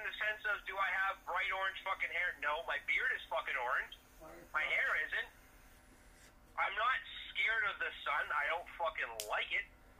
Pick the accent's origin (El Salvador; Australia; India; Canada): Canada; No, I'm Canadian.